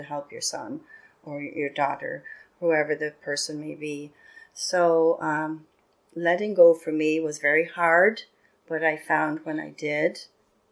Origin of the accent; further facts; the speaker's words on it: Ireland; moved away; I was born and raised in Ireland, so we had the Catholic Irish guilt